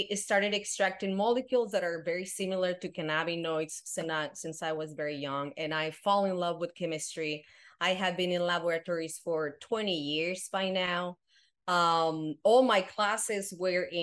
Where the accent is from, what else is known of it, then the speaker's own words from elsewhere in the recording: Guadalajara, Jalisco, Mexico; English is a second language; moved away as an adult; now in United States; And I grew up in Mexico. So I'm originally from Guadalajara